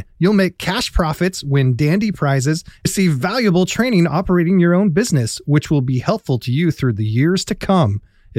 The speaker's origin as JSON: {"language": "English", "region": "East Coast", "country": "United States", "said": "I'm from the East Coast."}